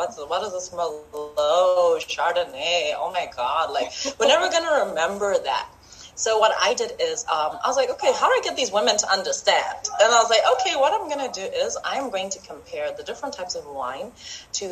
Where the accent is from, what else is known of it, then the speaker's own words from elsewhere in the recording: Zimbabwe; now in Botswana; I'm from Zimbabwe, but I live in Botswana, so I am African.